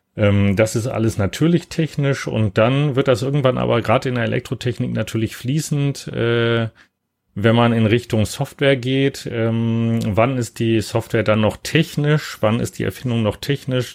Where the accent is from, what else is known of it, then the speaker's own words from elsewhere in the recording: Hanover, Lower Saxony, Germany; moved away as an adult; also born or lived in Cologne / Tübingen / Würzburg / New York; ich bin in Köln geboren und dann äh, allerdings da gar nicht aufgewachsen, sondern in Hannover